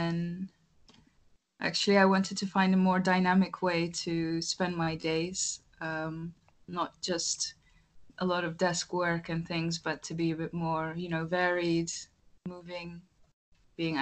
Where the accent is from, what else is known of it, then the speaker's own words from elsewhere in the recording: Istanbul, Turkey; moved away as an adult; also born or lived in Rotterdam, Netherlands / Amsterdam, Netherlands; growing up in Istanbul, it's a bit hectic with the traffic and the long distances